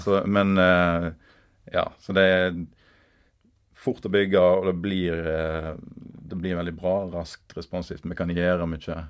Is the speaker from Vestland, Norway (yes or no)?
yes; Bømlo, Vestland, Norway; moved away; jeg er bømling. Nå har jeg snart bodd lenger vekk fra Bømlo enn jeg har bodd på Bømlo